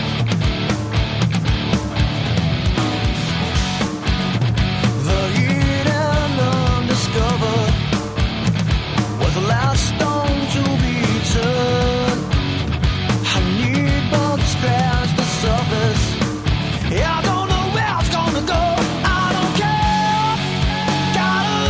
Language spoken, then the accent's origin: English; Orlando, Florida, United States; I was born and raised in Orlando, Florida